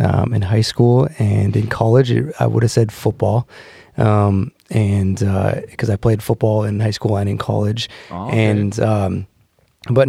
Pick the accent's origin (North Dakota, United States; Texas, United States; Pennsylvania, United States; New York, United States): North Dakota, United States; Hillsboro; also born or lived in Fargo, North Dakota; I grew up in Hillsboro, North Dakota, with my mom.